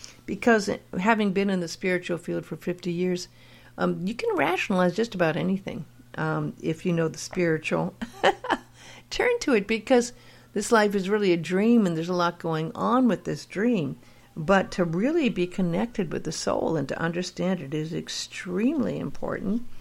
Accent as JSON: {"language": "English", "town": "Los Angeles", "region": "California", "country": "United States", "tie": "born or raised there", "said": "I grew up in LA in Hollywood"}